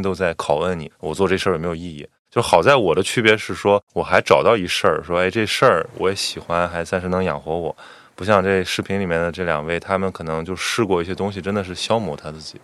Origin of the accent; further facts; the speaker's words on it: Qingdao, Shandong, China; moved away; 我是青岛人嘛，就是属于那种比北方城市稍好一点儿， 嗯 有片海啊，能让你放放风